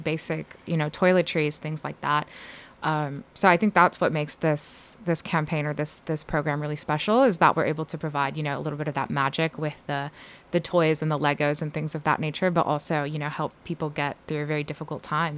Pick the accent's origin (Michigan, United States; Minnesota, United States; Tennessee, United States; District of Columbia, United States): Tennessee, United States; Murfreesboro; also born or lived in Atlanta / Nashville; I grew up in Murfreesboro